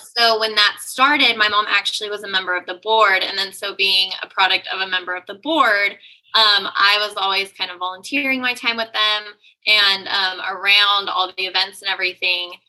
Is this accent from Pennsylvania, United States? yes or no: no; San Luis Obispo, California, United States; moved away as an adult; also born or lived in Atascadero, California / San Francisco, California / Austin, Texas; now in Dallas, United States; I'm actually born and raised in San Luis Obispo